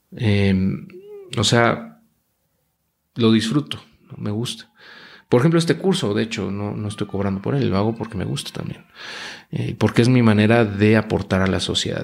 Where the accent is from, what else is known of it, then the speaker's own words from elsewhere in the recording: Mexico; Luego nací en México